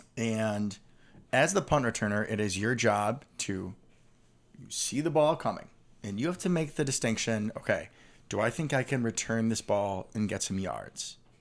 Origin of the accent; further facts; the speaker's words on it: Chicago, Illinois, United States; growing up in Chicago